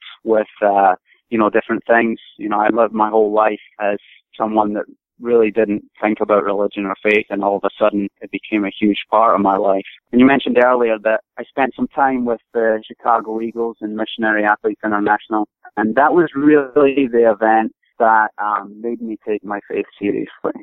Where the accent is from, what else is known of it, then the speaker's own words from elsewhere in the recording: Scotland, United Kingdom; moved away as an adult; now in United States; I grew up in Scotland, originally from Scotland. All my family's from there.